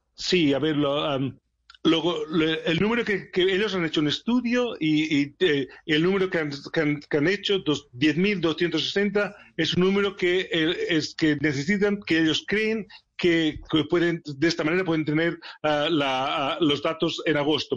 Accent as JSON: {"language": "Spanish", "town": "Barcelona", "region": "Catalonia", "country": "Spain", "tie": "born or raised there", "also_born_or_lived": "Sheffield", "moved": "as an adult", "lives_now": "England, United Kingdom", "said": "Barcelona, es mi ciudad natal"}